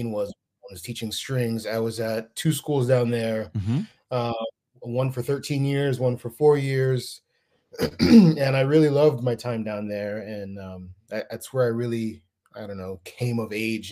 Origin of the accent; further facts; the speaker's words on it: Miami, Florida, United States; moved away as an adult; now in Charlotte, United States; I'm originally from Miami, Florida, and that was I was born and raised there, and I just left there last year